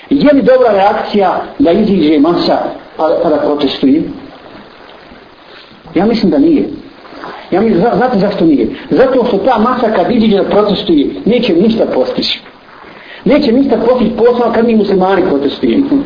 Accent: Bosnia & Herzegovina; kod nas u Bosni ovdje

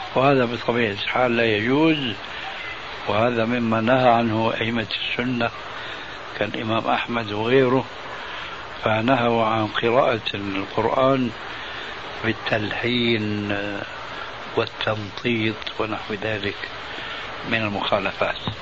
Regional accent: Damascus, Damascus Governorate, Syria; عندنا في سوريا

